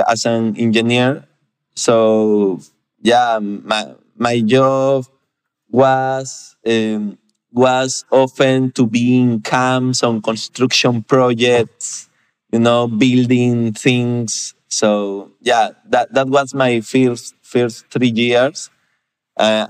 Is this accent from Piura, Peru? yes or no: yes; Piura, Peru; I grew up in Piura. Piura is a small city in Peru with less than 1 million of inhabitants.